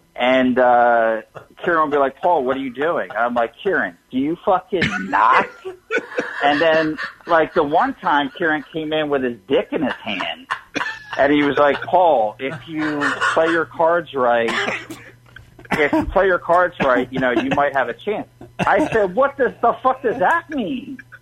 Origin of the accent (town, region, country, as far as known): Philadelphia, Pennsylvania, United States